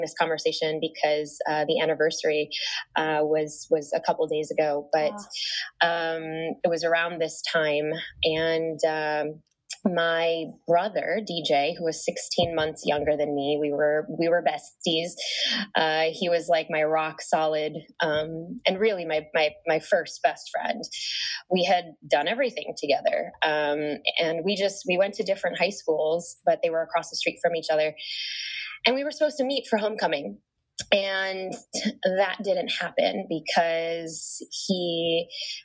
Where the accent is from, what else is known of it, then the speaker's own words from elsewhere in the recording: Chicago, Illinois, United States; I was born and raised in Chicago, and to immigrant parents